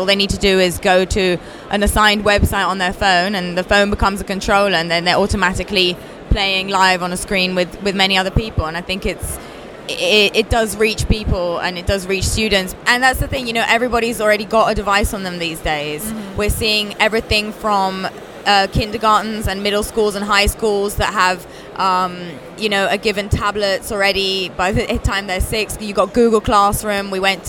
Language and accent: English; Italy; accent: British; now in Wollongong, Australia; I'm from Italy, but I've come here from Australia, from Wollongong.